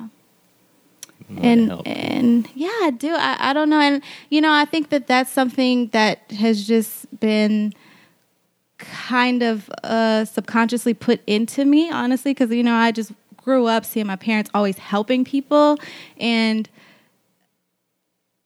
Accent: Lake Charles, Louisiana, United States; I'm from Louisiana

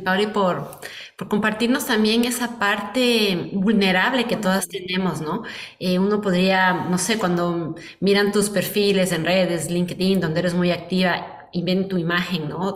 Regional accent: Ecuador; moved away as an adult; me fui del Ecuador hace 16 años

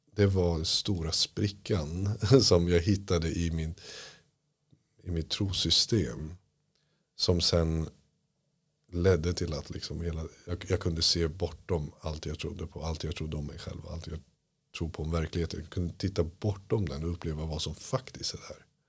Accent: Iran; now in Sweden; Jag är flykting från Iran på grund av islam

